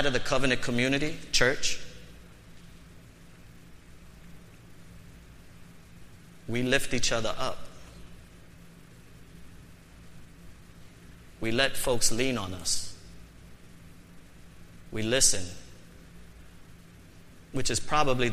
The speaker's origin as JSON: {"language": "English", "town": "New York City", "region": "New York", "country": "United States", "tie": "born or raised there", "said": "I was born and raised in the Bronx"}